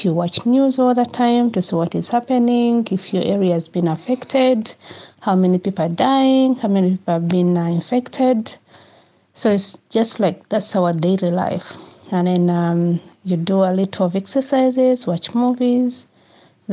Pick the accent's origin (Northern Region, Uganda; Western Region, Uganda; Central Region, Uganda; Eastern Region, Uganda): Northern Region, Uganda; Lira; now in Paris, France; I come from Lira in Uganda